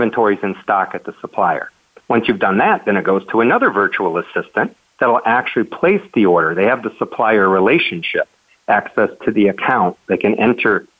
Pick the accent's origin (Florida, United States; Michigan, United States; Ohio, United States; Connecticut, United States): Michigan, United States; moved away as an adult; also born or lived in Las Vegas, Nevada; now in Puerto Rico; I'm from Michigan, and so basically I grew up never wanting to see snow again